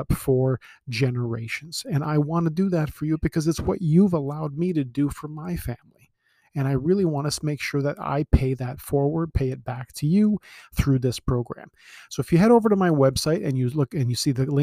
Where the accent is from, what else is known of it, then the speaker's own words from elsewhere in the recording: Toronto, Ontario, Canada; I was born in Scarborough. I live on the Danforth. I've lived in Ontario my whole life.